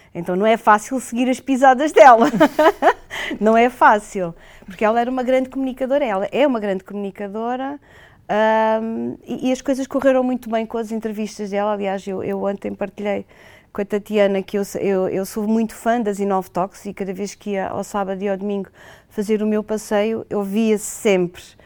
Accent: Portugal; nós enquanto portugueses, hoteleiros portugueses

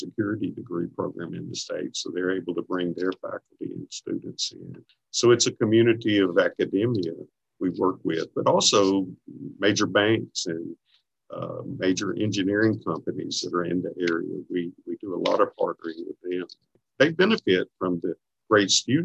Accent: Bastrop, Louisiana, United States; from Bastrop, which is my hometown, an hour or so away from here.

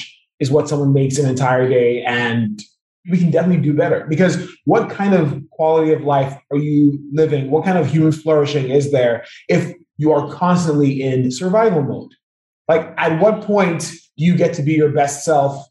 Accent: Nigeria; I'm Nigerian

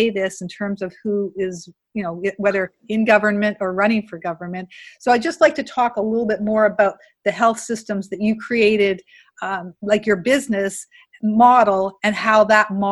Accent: Canada; also born or lived in Montreal, Canada / New Brunswick, Canada; I grew up in Canada

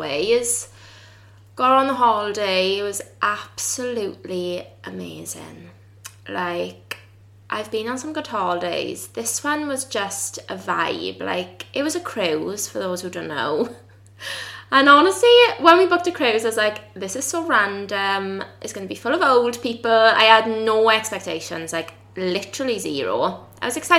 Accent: the Valleys, South Wales, United Kingdom; South Wales and they're on the valleys

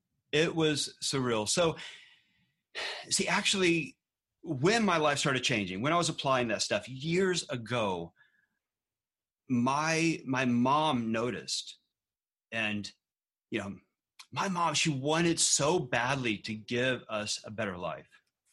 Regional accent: Galveston, Texas, United States; Anyway, so we grew up out there in Galveston, Texas, and Galveston is actually also near the NASA Johnson Space Center.

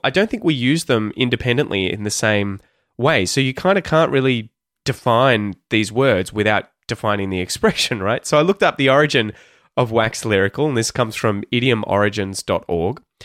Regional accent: Australia; accent: Australian; the Australian accent, my Australian accent.

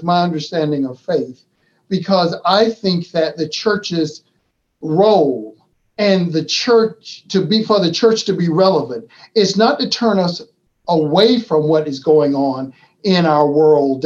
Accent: Florida, United States; my home state of Florida

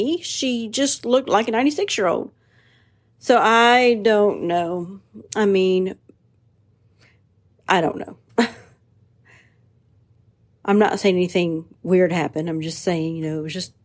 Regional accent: United States; I'm an American first

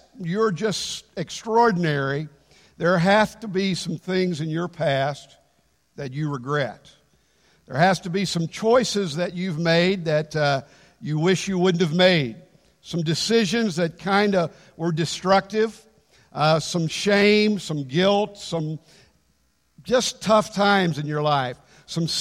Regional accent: United States; I'm an American.

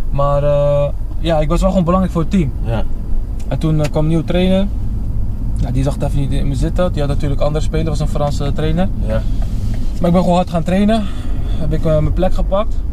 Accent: Netherlands; moved away as an adult; 24 jaar ben ik pas weg uit Nederland.

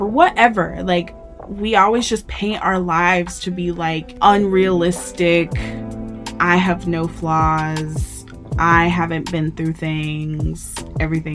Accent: Memphis, Tennessee, United States; also born or lived in Arkansas / Virginia; now in San Antonio, United States; I am originally from Memphis, Tennessee. It's where I grew up.

